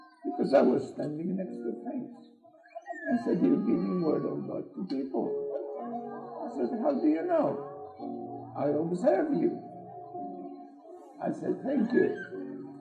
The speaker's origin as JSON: {"language": "English", "country": "Poland", "second_language": "English", "moved": "as an adult", "lives_now": "Australia", "said": "I'm from Poland. I'm 50 years in Australia."}